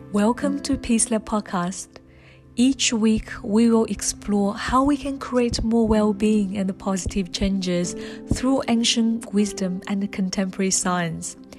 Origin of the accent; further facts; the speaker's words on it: China; moved away as an adult; also born or lived in Melbourne, Australia; i was from china i came here to study law